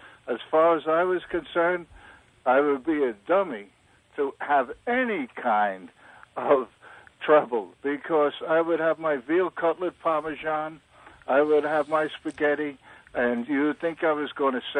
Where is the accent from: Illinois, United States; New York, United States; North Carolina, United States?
New York, United States; New York City; I'm from Greenpoint, Brooklyn.